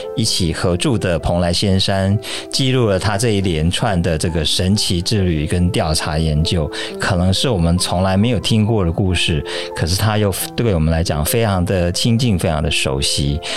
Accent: Taiwan; 因为我们身为台湾人，应该去了解这种很台式的美学啊

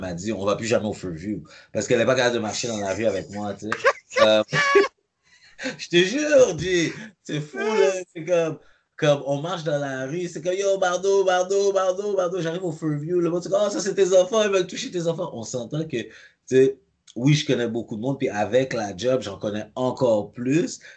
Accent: Montreal, Quebec, Canada; j'ai grandi à Pierrefonds, mais j'ai aussi grandi à Cartierville

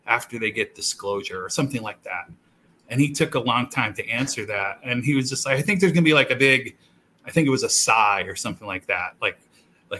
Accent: Southeast, United States; moved away; I grew up in the South

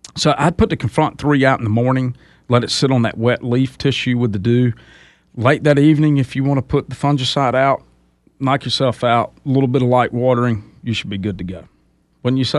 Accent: Clinton, South Carolina, United States; I grew up in Clinton, man. I'm a, I'm a old Lake Greenwood rat.

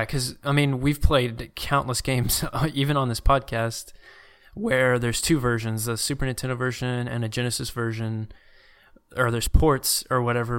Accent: Louisiana, United States; also born or lived in Arkansas; I'd say I'm from Louisiana if someone asked me

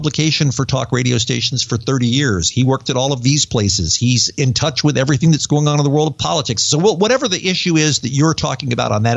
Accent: United States; accent: American; moved away as an adult; also born or lived in England; now in United Kingdom; my dumb American accent

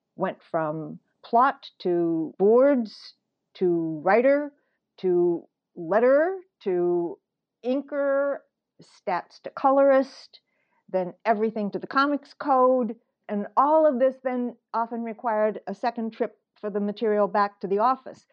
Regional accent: St. Louis, Missouri, United States; moved away as an adult; now in New York, United States; I grew up in the Midwest

